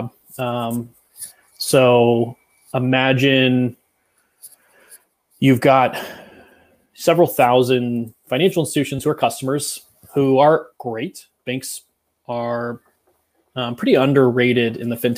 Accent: Northern California, United States; I was born and raised in Northern California, so heart of wine country

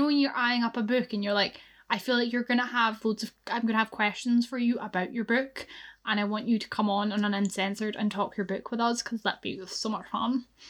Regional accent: Scotland, United Kingdom; I'm Scottish.

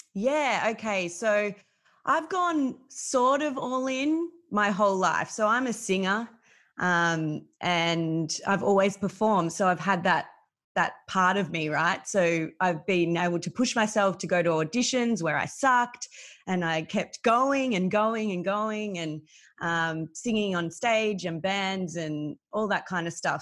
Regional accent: Melbourne, Victoria, Australia; I grew up in Melbourne. I've lived here my whole life

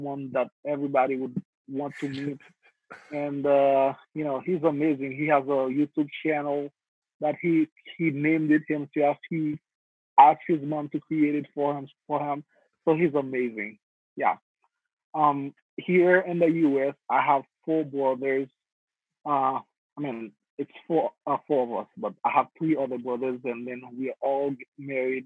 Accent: Haiti; now in United States; I am originally from Haiti. Grew up in Haiti.

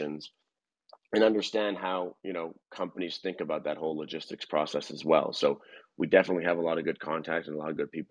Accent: Montreal, Quebec, Canada; moved away as an adult; now in Atlanta, United States; I'm a Canadian from Montreal that's transplanted into Atlanta right now

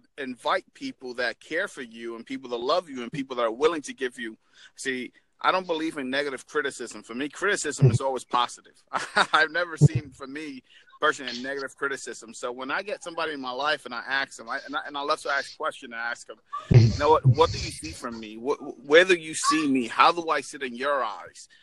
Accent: New York, United States; now in Florida, United States; I'm originally from New York, but I'm, from, I'm in uh, Florida right now

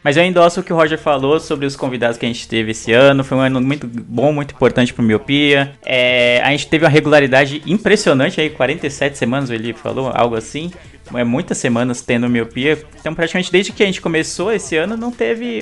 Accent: São Paulo, Brazil; eu, que sou nascido e criado em São Paulo

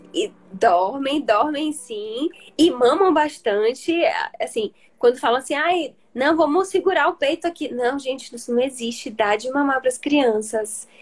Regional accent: Salvador, Bahia, Brazil; Moro, sou aqui de Salvador, conterrânea, né? De doutora Lari

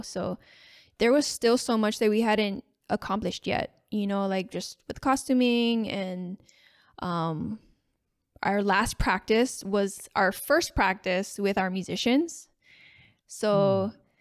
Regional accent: Makaha, Hawaii, United States; coming from the west side which is where I grew up in Makaha Valley.

